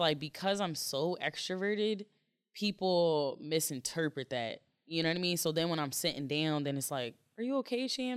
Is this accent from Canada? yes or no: no; Jamaica; I'm Jamaican